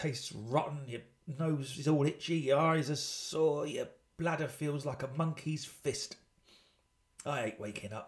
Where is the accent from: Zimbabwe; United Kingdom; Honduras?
United Kingdom; I'm British